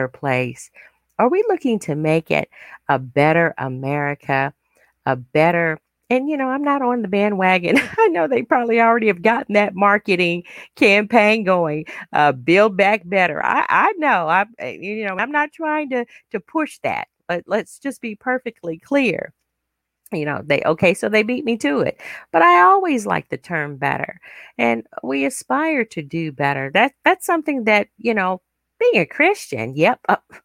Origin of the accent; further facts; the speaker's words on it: United States; I am an American, but I'm also very proud of my African heritage